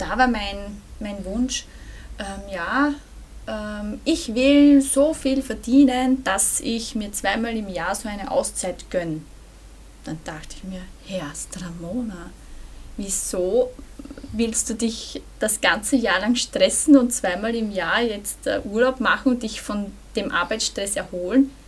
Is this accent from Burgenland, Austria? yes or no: yes; Burgenland, Austria; ich komme aus dem Burgenland